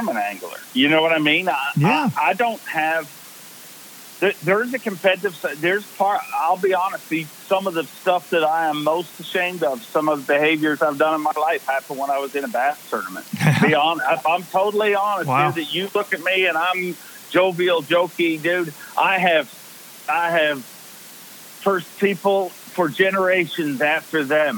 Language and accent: English; Canada; also born or lived in Belfast, Northern Ireland; I was born in Ireland. We moved to Canada when I was 5.